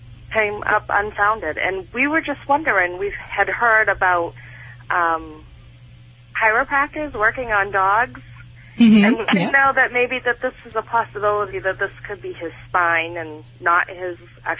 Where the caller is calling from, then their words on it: Maine, United States; I'm calling from Maine.